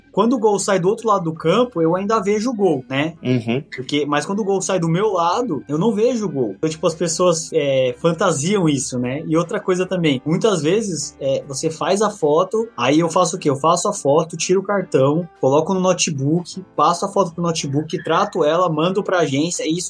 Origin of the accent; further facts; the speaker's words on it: São Paulo, Brazil; eu trabalho pra uma agência, que ela é do Recife, né? Mas eu sou de São Paulo.